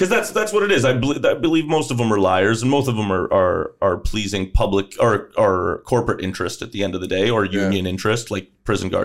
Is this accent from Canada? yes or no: yes; Canada; being Canadian